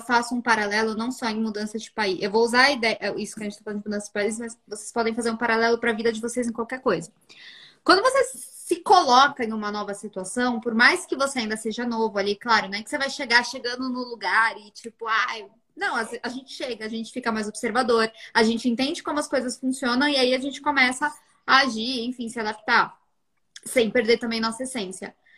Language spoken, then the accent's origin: Portuguese; São Paulo, Brazil; moved away as an adult; now in Portugal; eu era da Zona Norte, para quem é de São Paulo vai saber. Eu saía lá da Zona Norte e ia até Alphaville